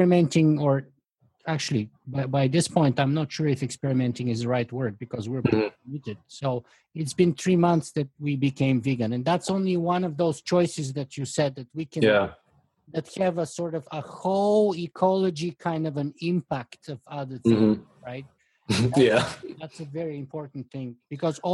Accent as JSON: {"language": "English", "country": "Bulgaria", "tie": "born or raised there", "moved": "yes", "said": "I grew up in Bulgaria"}